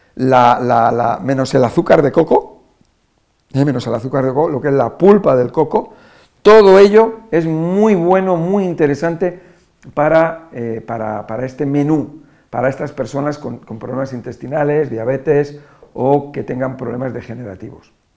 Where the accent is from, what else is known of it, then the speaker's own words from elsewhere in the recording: Spain; Nosotros en España lo llamamos batidos